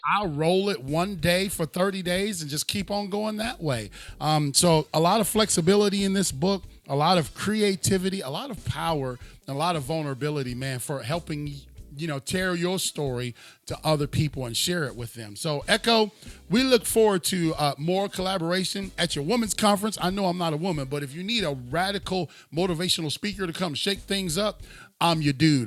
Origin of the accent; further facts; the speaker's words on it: Cleveland, Ohio, United States; I'm from Cleveland